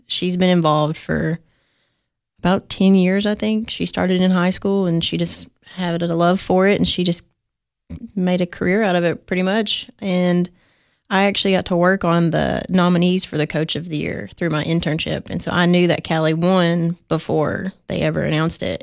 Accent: Sparta, Tennessee, United States; I'm not from Nashville, I'm from Sparta

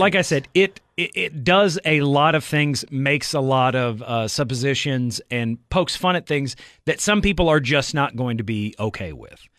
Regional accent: Southeast, United States; I grew up in the Southeast

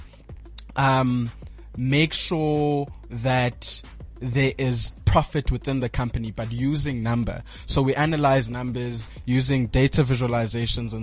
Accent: Port Elizabeth, Eastern Cape, South Africa; now in Johannesburg, South Africa; I am originally from Port Elizabeth. I currently reside here in Johannesburg

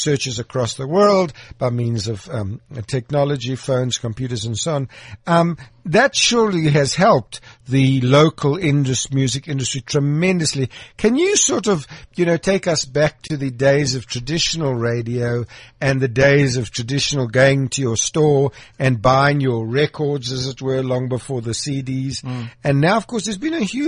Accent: Krugersdorp, Gauteng, South Africa; I was born in Krugersdorp, Mohale City, and I just like to sort of go back to the years in which I grew up

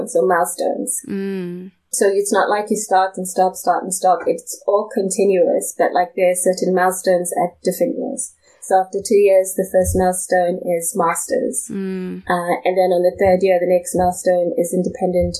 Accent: South Africa; moved away as an adult; now in United States; I'm from South Africa

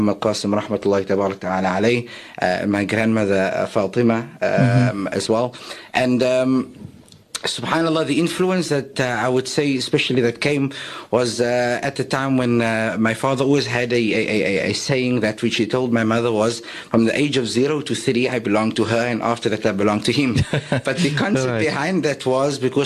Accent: Cape Town, Western Cape, South Africa; also born or lived in Bayview / Strandfontein / Goodwood; I was born in the area of Colorado Park in Mitchell's Plain

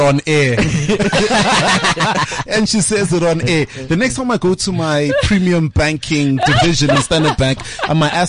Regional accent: Tembisa, Gauteng, South Africa; my hometown, the second biggest township in South Africa

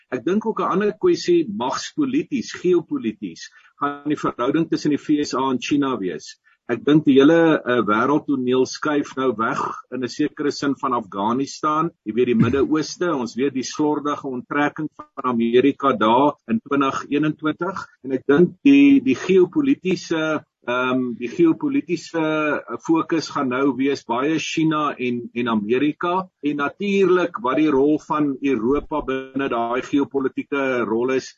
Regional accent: South Africa; ons het eintlik mekaar almal nodig

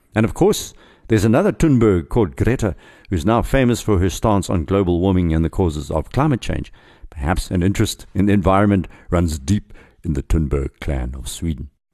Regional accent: South Africa; as a South African.

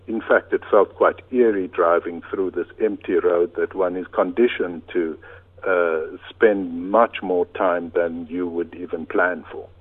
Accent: Cape Town, Western Cape, South Africa; moved away as an adult; now in Italy; I grew up on the Cape Flats

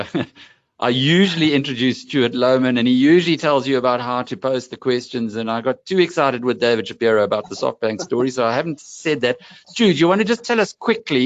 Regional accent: KwaZulu-Natal, South Africa; I come from KwaZulu-Natal

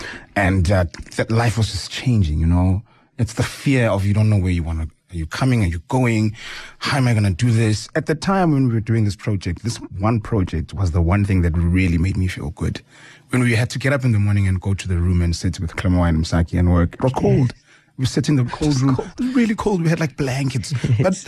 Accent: South Africa; And it's a real story of being a South African, and it tells the world, shows the world who we are, where do we come from.

